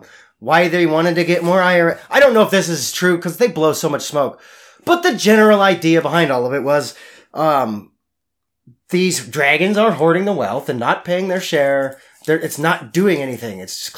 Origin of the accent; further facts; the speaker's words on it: Spokane, Washington, United States; moved away; Well, I grew up in Spokane